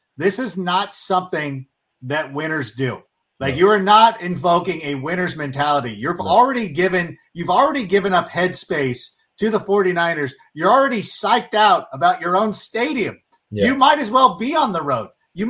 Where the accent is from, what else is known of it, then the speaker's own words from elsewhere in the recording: Southern California, United States; also born or lived in Chicago; I was born in Chicago, grew up in Southern California.